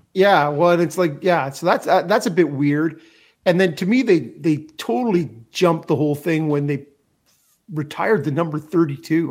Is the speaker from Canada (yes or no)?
yes; Canada; as a Canadian hockey fan